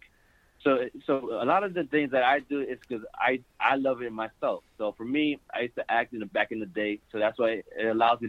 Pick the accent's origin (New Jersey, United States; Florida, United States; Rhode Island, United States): Florida, United States; Miami; I'm from Miami, Florida